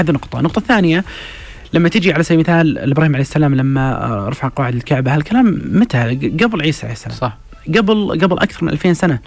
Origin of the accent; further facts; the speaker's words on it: Saudi Arabia; حنا ترى كسعوديين